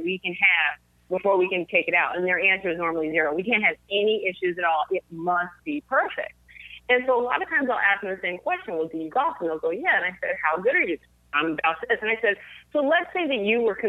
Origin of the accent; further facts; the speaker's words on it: Fort Lauderdale, Florida, United States; I'm actually one of the very few natives of South Florida